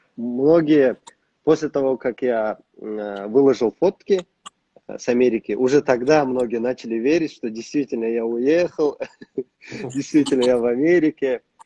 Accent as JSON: {"language": "Russian", "country": "Kazakhstan", "moved": "as an adult", "lives_now": "United States", "said": "у нас в стране"}